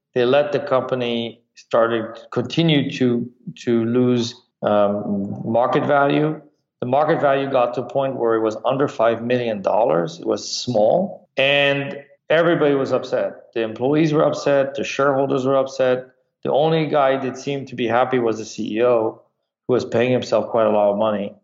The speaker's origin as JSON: {"language": "English", "country": "France", "tie": "born or raised there", "also_born_or_lived": "Michigan", "moved": "yes", "said": "I grew up in France"}